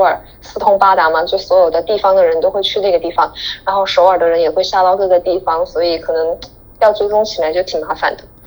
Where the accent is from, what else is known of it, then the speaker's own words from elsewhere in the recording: China; now in Daegu, South Korea; 我们中国人